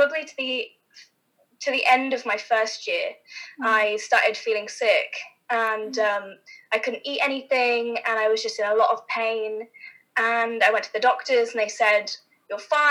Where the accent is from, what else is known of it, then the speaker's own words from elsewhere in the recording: West Sussex, South East England, United Kingdom; moved away as an adult; also born or lived in London; now in Los Angeles, United States; I was born in Sussex, in West Sussex, in the countryside. Grew up on a racehorse yard.